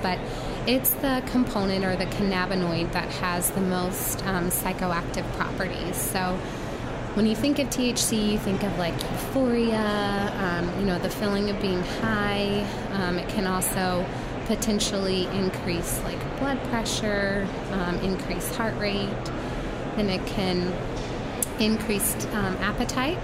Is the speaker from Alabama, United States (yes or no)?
no; North Carolina, United States; moved away as an adult; now in Colorado, United States; I'm originally from North Carolina, um, born and raised there, went to pharmacy school there, and then moved to Colorado for residency